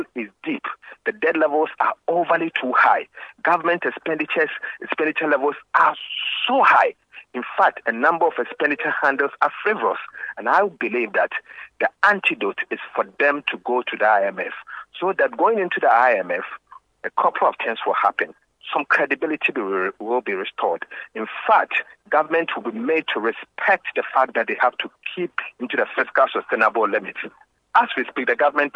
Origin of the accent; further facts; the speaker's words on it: Ghana; I'm a Ghanaian first and a politician second